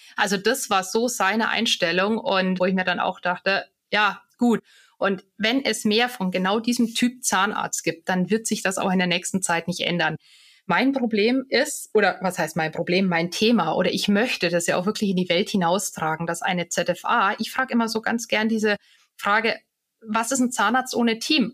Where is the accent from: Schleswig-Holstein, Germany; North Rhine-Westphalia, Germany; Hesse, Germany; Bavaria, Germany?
Bavaria, Germany; Bad Tölz; also born or lived in Munich / Bonn; now in Garmisch-Partenkirchen, Germany; ich bin ja gebürtige Tölzerin